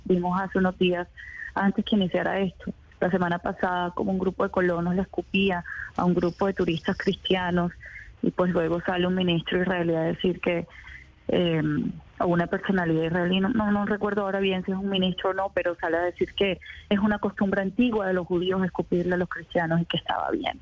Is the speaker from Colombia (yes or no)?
yes; Barranquilla, Atlántico, Colombia; yo soy nacida en Barranquilla, soy palestina de tercera generación